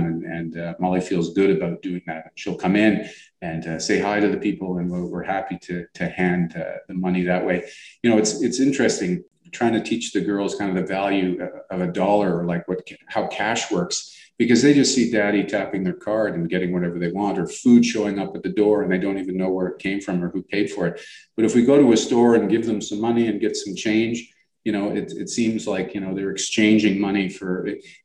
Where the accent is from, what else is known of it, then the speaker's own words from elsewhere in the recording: Toronto, Ontario, Canada; I grew up around Pape and Danforth and it used to be all Greek stores